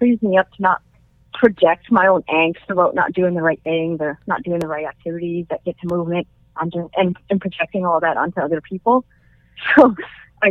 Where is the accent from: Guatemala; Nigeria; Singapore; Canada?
Canada; I'm Chinese-Canadian. I was born in Canada